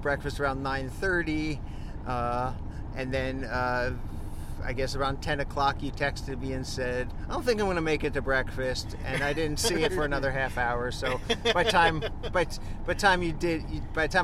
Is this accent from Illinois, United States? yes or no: no; New Jersey, United States; I'm from New Jersey